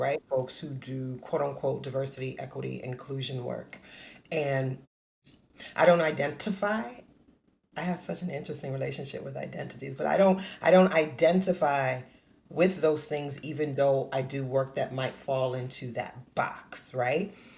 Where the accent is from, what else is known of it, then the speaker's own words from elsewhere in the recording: New Orleans, Louisiana, United States; born and raised in New Orleans, Louisiana